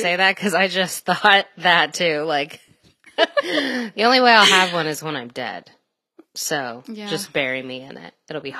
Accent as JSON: {"language": "English", "region": "the South", "country": "United States", "accent": "southern", "said": "And now that I'm watching it, my accent comes out just a little bit every now and then. And they think it's real funny at work. And so they're like, oh my gosh, do your southern accent"}